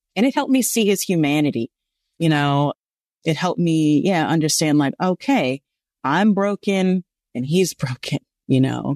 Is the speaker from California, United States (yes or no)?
yes; Los Angeles, California, United States; growing up in South Central Los Angeles